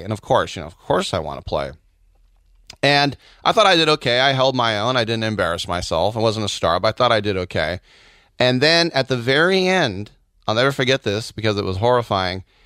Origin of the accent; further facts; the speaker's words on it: United States; I'm German American